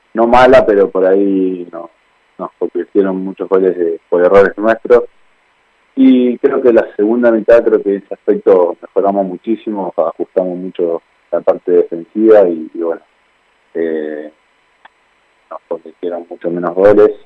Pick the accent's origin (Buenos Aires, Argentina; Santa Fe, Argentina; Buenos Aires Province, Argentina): Santa Fe, Argentina; Rosario; moved away; en la provincia donde yo nací, en que yo soy de Rosario